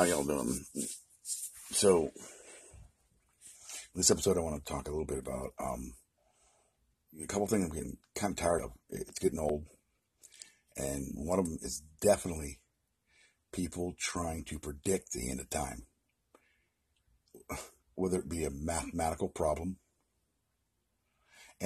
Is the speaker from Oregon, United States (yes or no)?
yes; Oregon, United States; my hometown in Oregon